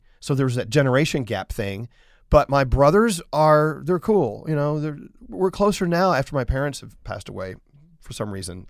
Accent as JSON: {"language": "English", "town": "McKinney", "region": "Texas", "country": "United States", "tie": "born or raised there", "said": "I'm from McKinney, Texas, which is 30 miles north of Dallas. It used to be out in the country, but now everything has grown between Dallas and McKinney, so it's a part of Dallas. So I grew up in the shadows of Big D, so to speak."}